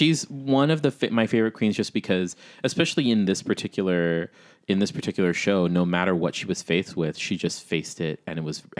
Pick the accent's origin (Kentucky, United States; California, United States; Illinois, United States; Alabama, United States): Illinois, United States; Chicago; Bitch, I'm from Chicago.